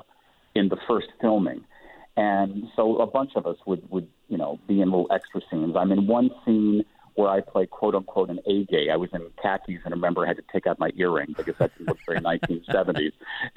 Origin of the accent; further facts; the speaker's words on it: Richmond, Virginia, United States; moved away as an adult; also born or lived in Washington, D.C.; now in San Francisco, United States; I grew up in Richmond, Virginia